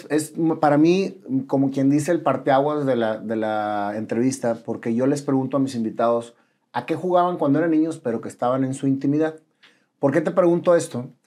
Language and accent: Spanish; northern Mexico, Mexico; Es como somos los norteños.